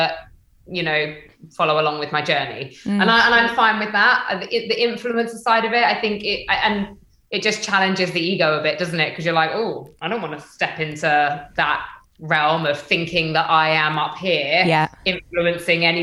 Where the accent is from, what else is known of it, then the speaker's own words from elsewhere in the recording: United Kingdom; moved away as an adult; also born or lived in Stamford, Lincolnshire / London; I grew up in North London, Hertfordshire